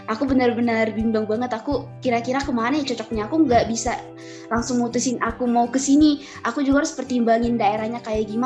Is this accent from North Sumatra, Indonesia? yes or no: yes; North Sumatra, Indonesia; Aku adalah mahasiswa akuntansi di Universitas Diponegoro. Kalau asalnya itu aku dari Sumatera Utara ya. Nah, sekolahnya itu dulu di SMA Negeri 2 Bali G.